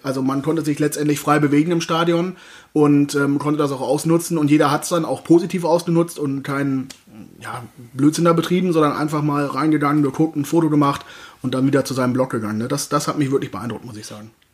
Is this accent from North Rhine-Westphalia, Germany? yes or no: yes; Cologne, North Rhine-Westphalia, Germany; moved away; in meiner Heimat